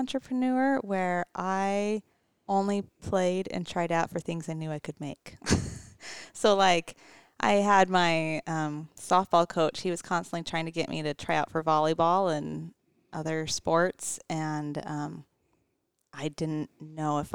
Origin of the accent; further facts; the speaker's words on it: Mesa, Arizona, United States; In Mesa, Arizona. Went to Mesa High